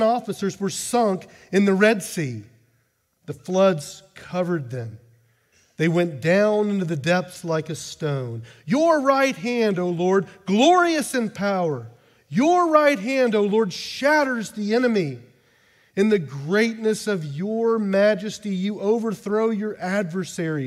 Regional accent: United States; now in Amsterdam, Netherlands; I identify as an American because I am an American.

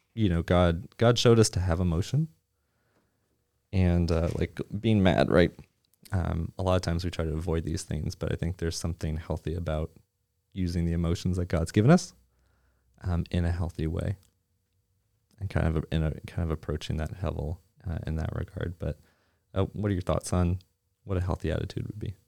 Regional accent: Nova Scotia, Canada; now in Plano, United States; I'm originally from Nova Scotia

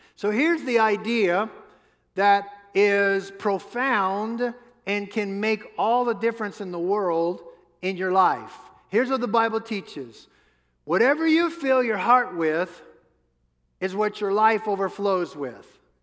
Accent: New Orleans, Louisiana, United States; I grew up in New Orleans

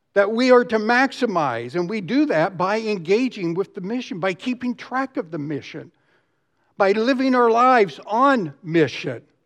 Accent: Dallas, Texas, United States; I grew up here in Dallas

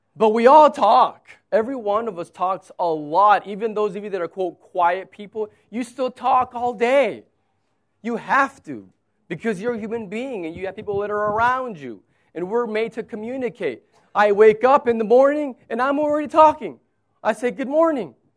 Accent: United States; I'm an American

